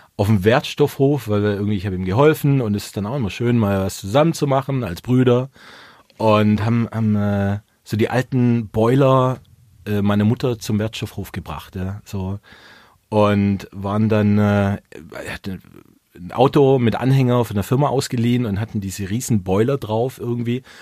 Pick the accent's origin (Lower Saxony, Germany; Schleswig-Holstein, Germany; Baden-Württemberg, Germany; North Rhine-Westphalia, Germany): Baden-Württemberg, Germany; Swabia; als Schwabe